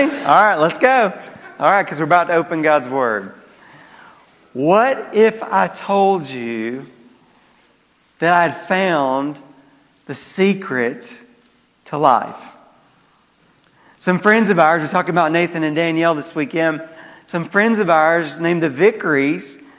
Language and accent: English; the South, United States; accent: southern; my southern accent